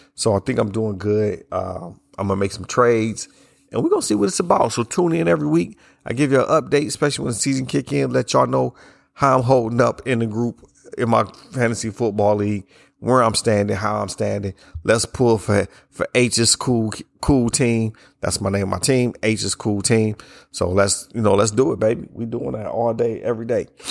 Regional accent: Ohio, United States; moved away; I'm from up north. I'm from Ohio

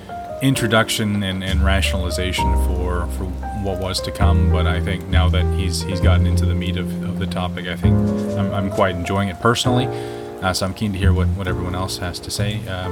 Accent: Las Vegas, Nevada, United States; moved away; also born or lived in Vietnam; growing up in Las Vegas, I feel that my perspective on everything is skewed.

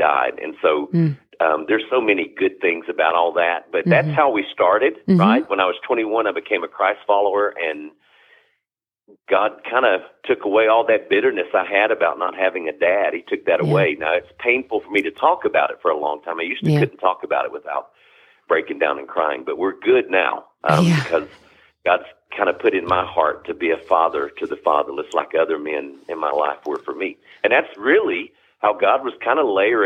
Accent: Kingsport, Tennessee, United States; now in North Carolina, United States; I was born in Kingsport

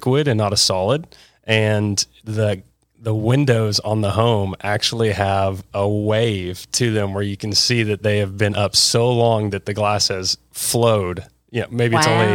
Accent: Dallas, Texas, United States; I was born here. I grew up on Swiss Avenue

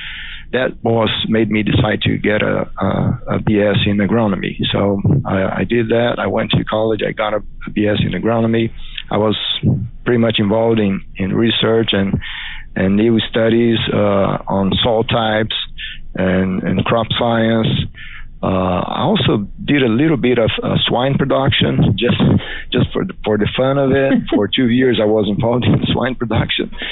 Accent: Mato Grosso, Brazil; English is a second language; moved away as an adult; also born or lived in Alabama; now in Auburn, United States; I was born and raised in Mato Grosso State in Brazil.

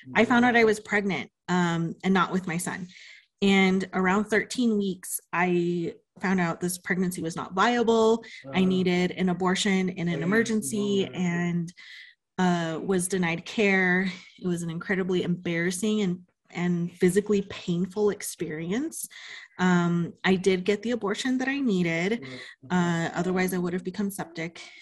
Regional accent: Pueblo of Laguna, New Mexico, United States; now in Albuquerque, United States; I'm from the Pueblo of Laguna, where I grew up.

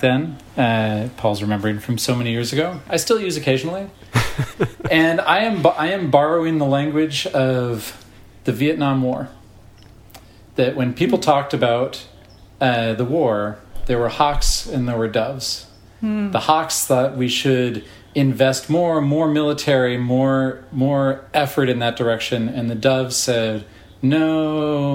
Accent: Berkeley, California, United States; I grew up in Berkeley

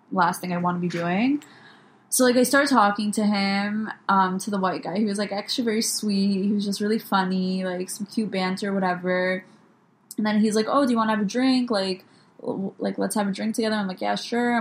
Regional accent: New York, United States; actually, I'm from New York

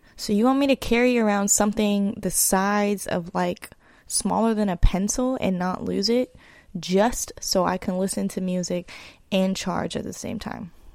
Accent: East Bay, California, United States; moved away as an adult; also born or lived in Los Angeles; I hail from the East Bay, California, in the Bay Area

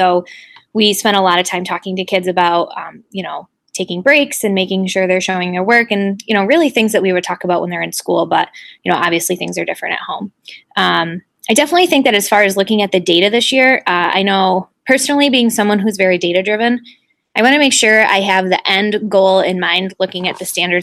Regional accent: Liverpool, New York, United States; also born or lived in Oswego, New York; I just moved back to my hometown. I'm starting my 5th year currently in the Liverpool Central School District, which is just outside of Syracuse

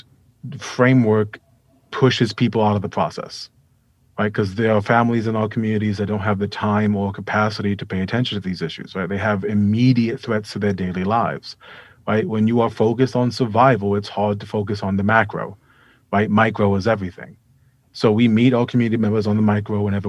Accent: New York City, New York, United States; also born or lived in Vermont; I'm from Hunts Point in the South Bronx.

